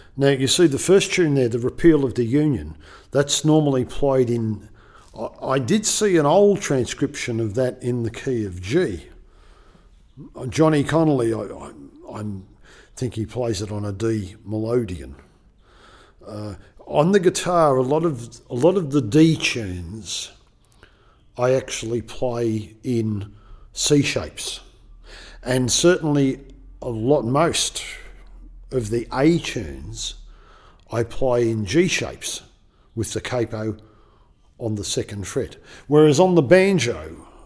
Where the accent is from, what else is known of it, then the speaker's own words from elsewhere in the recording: Melbourne, Victoria, Australia; I'm from Melbourne